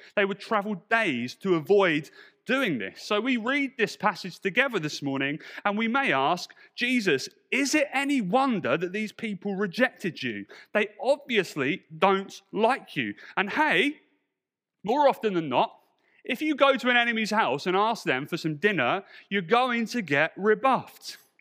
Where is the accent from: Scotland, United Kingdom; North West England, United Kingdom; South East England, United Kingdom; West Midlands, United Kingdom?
South East England, United Kingdom; Portsmouth; also born or lived in London; my church back in Portsmouth